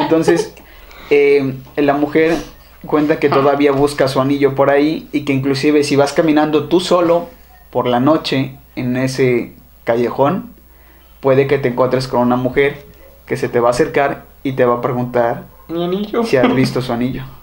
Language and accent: Spanish; Xalapa, Veracruz, Mexico; Somos jalapeños